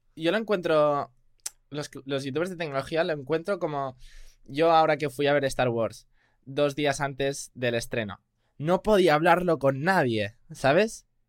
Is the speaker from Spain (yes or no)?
yes; Spain; also born or lived in United States; yo sí soy español, vivo en Barcelona